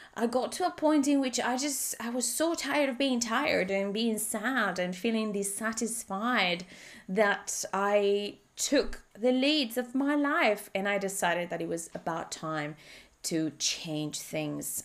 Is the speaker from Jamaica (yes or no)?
no; Spain; English is a second language; moved away as an adult; now in Australia; I live in Australia, although I'm originally from Spain